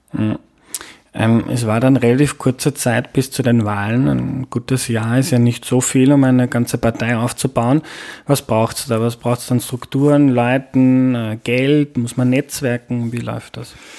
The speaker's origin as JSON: {"language": "German", "region": "Lower Austria", "country": "Austria", "said": "ich komme aus Niederösterreich"}